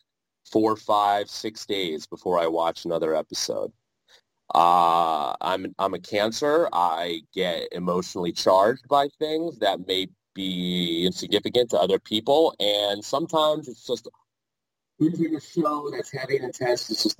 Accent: New Jersey, United States; I am from Jersey

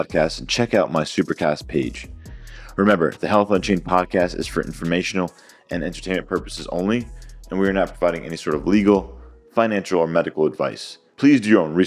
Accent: New Jersey, United States; I'm actually from New Jersey as well. So North Jersey

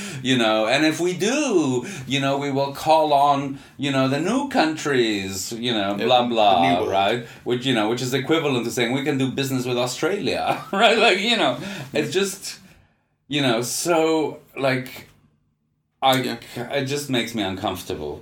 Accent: Canada; as a Canadian

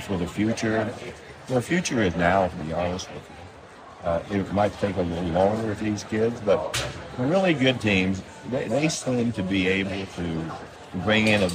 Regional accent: West Virginia, United States; moved away; I came from West Virginia

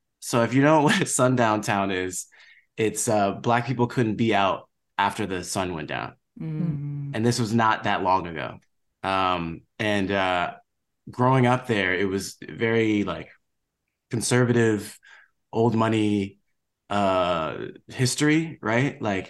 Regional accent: Monterey Park, California, United States; I grew up in San Gabriel Valley. Big shout out to San Gabriel Valley. So that's, I spent most of my time in Monterey Park, San Gabriel, San Marino, South Pasadena. I grew up sort of in the part that was majority white and Asian.

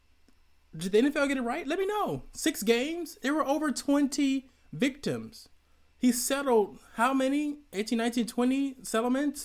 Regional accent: Atlanta, Georgia, United States; that's my hometown

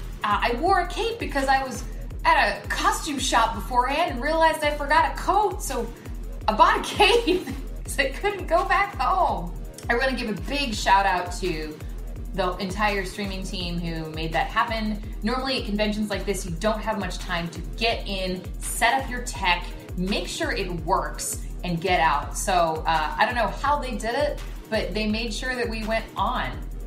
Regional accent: Atlanta, Georgia, United States; my hometown convention of Dragon Con.

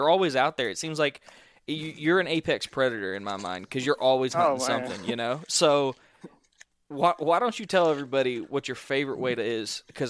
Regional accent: Southeast Georgia, United States; I grew up in Southeast Georgia.

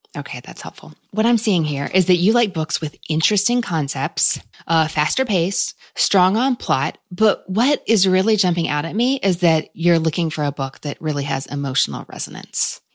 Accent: United States; as an American 'cause we don't have C C T V everywhere

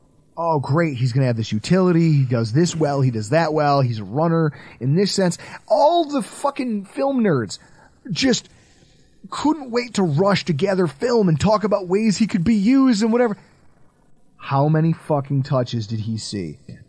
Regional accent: United States; I'm an American.

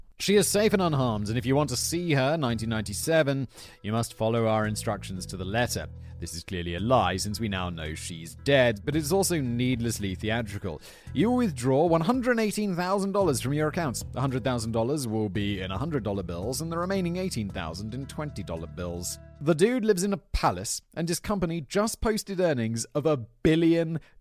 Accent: United Kingdom; moved away; I describe myself as British

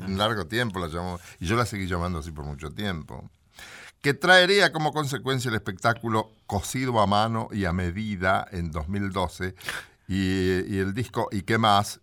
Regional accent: Bragado, Buenos Aires Province, Argentina; now in Buenos Aires, Argentina; Estaba el colegio industrial, sí señor, y era muy importante en mi pueblo

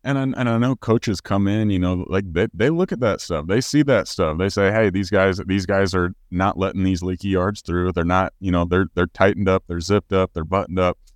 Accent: Missouri, United States; I'm from the Show Me State.

